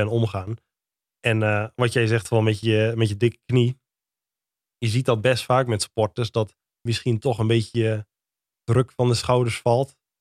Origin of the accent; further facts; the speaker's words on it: Lutten, Overijssel, Netherlands; also born or lived in Dedemsvaart; in Deemsvaart of in Lutten. Waar ik ben opgegroeid.